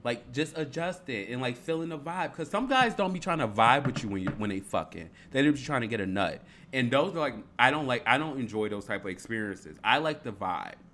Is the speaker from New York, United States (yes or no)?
no; Harvey, Illinois, United States; I'm from Harvey